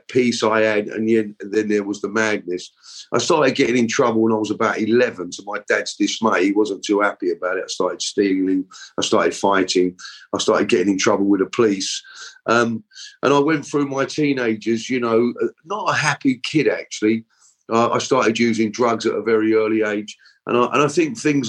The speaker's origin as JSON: {"language": "English", "region": "London", "country": "United Kingdom", "tie": "born or raised there", "said": "I was born in London"}